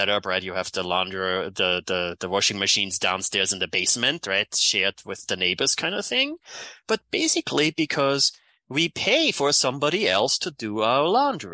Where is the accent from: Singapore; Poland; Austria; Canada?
Austria; accent: European; moved away as an adult; now in United States; So that's where my accent is from. Born in Austria.